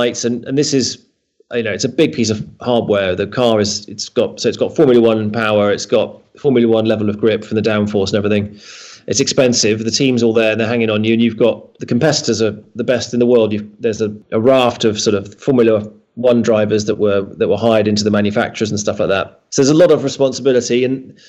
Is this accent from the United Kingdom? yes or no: yes; United Kingdom; growing up in Britain